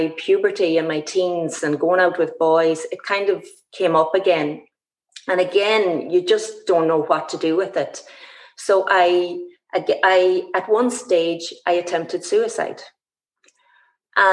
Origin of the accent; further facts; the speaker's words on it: Ballybofey, County Donegal, Ireland; my hometown here, Stranraer Ballybofey